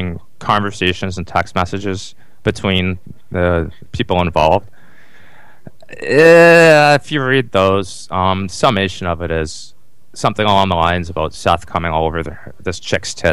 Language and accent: English; Calgary, Alberta, Canada; I'm from Calgary, Alberta, Canada